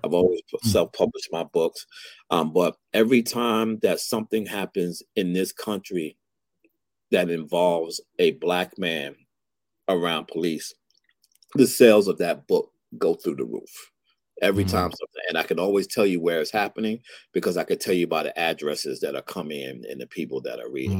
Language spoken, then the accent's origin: English; New York City, New York, United States; moved away as an adult; now in Atlanta, United States; both being born and raised in Brooklyn, New York